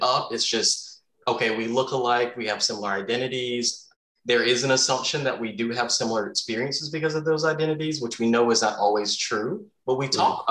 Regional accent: the South, United States; moved away; remember in the South

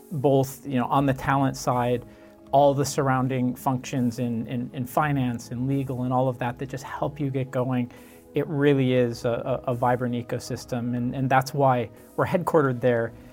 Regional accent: Michigan, United States; moved away as an adult; For me, I grew up in Michigan, um, which is a, a, state in, in the Midwest, um, and it's a much quieter place.

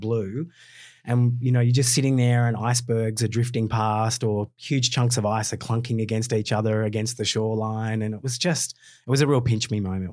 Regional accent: Australia; as an Australian

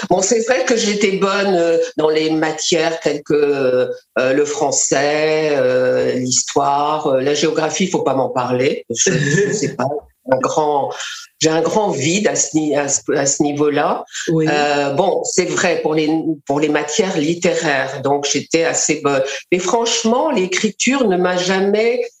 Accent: Mali; born there; et moi, je suis née au Mali.

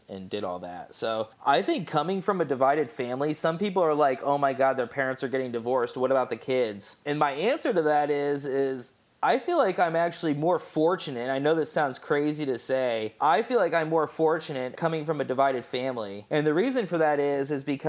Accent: Indianapolis, Indiana, United States; also born or lived in Fortville, Indiana; I was born and raised in Broderpool, actually, right down the street from Broderpool High School

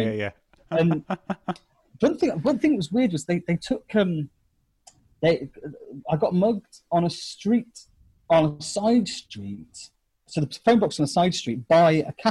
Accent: England, United Kingdom; I'm from England.

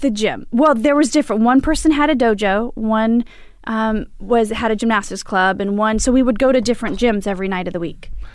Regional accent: Imperial Valley, California, United States; I grew up, uh, in Lind of San Diego in the desert, Imperial Valley

